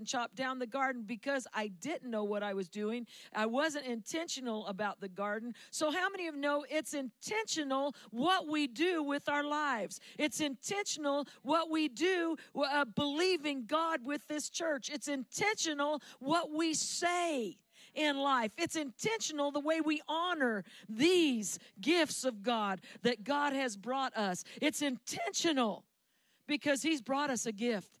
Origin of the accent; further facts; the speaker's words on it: Central Valley of California, United States; I'm from the Central Valley of California.